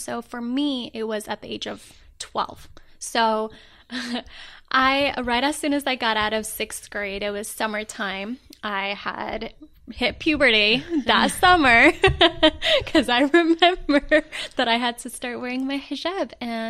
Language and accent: English; Rabat, Rabat-Salé-Kénitra, Morocco; I am from Rabat. It is the capital city of Morocco.